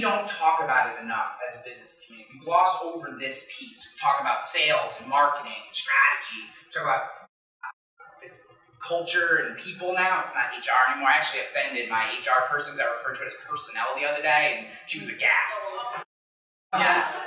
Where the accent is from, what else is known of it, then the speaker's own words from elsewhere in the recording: Rensselaer County, New York, United States; also born or lived in Rochester, New York; I grew up way out in Rensselaer County